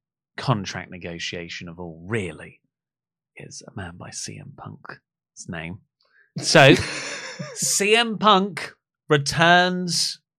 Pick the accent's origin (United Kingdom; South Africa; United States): United Kingdom; East of England; I'm from the UK. I'm still … here. I'm from the UK. I'm from Essex.